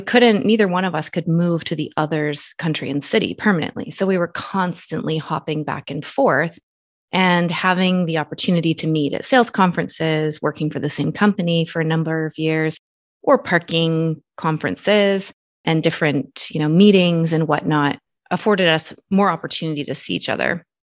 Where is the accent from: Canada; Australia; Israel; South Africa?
Canada; I'm Canadian citizen